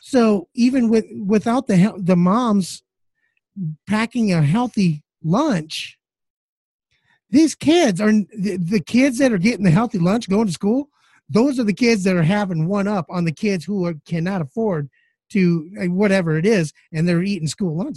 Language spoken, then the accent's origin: English; Midwest, United States; I'm from the Midwest